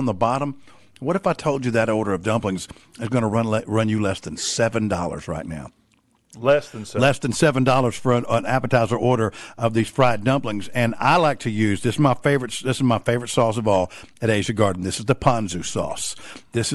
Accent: Southeast Texas, United States; I grew up in Southeast Texas in the 70s and early 80s.

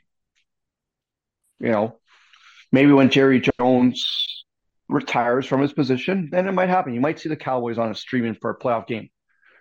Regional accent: Canada; as a Canadian

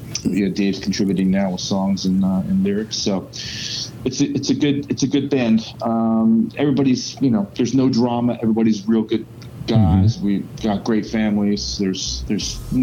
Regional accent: Philadelphia, Pennsylvania, United States; also born or lived in South Florida; now in Georgia, United States; I'm from the Philadelphia area

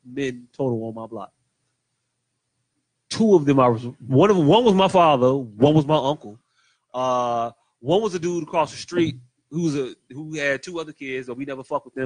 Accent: Chicago, Illinois, United States; I grew up on Lithuania Plaza, and we had actual Lithuanian people

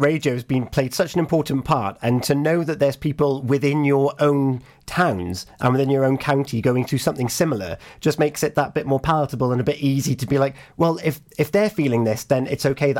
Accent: the Havens, Pembrokeshire, Wales, United Kingdom; moved away; So I'm from the Havens originally. I did move away. I've come back.

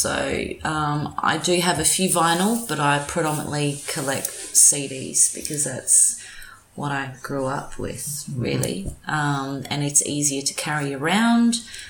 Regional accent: Adelaide, South Australia, Australia; So Adelaide, born and bred. Background is Polish, hence

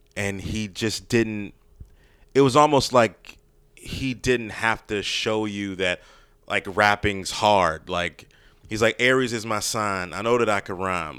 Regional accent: Maryland, United States; I grew up in Maryland

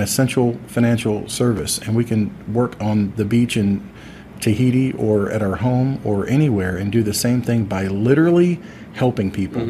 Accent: Deltona, Florida, United States; back in my hometown of Deltona, Florida

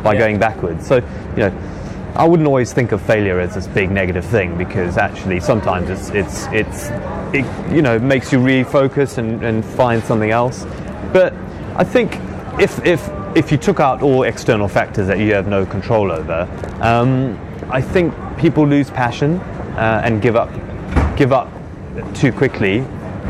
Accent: Zululand, KwaZulu-Natal, South Africa; accent: posh; moved away as an adult; now in United Kingdom; I grew up in Zululand in Africa.

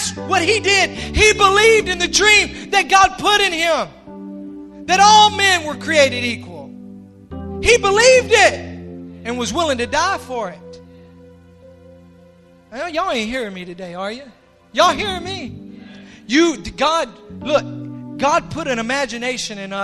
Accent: Pulaski, Tennessee, United States; I'm from Pulaski, Tennessee. Y'all know where Pulaski, Tennessee is? That's the home of the Ku Klux Klan. That's where the KKK was originated. And as a child, I saw the black race persecuted.

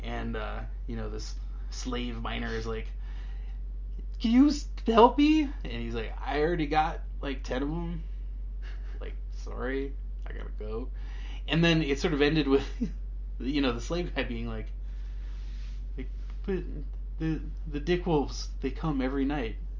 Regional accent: United States; as an American

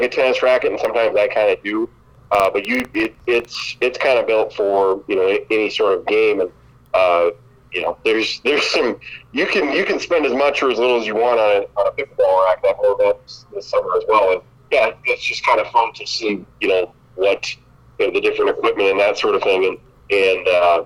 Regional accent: Lee Center, Minnesota, United States; now in Mitchell, United States; I grew up in Lee Center, Minnesota

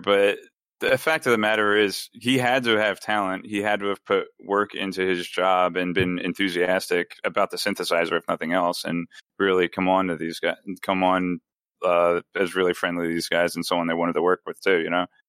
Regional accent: United Kingdom; Yeah, right. Yeah, I'm British, mate.

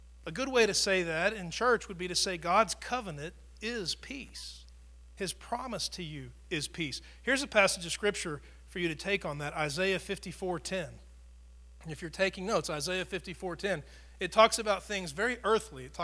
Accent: Tornado Alley, United States; I grew up in Tornado Alley

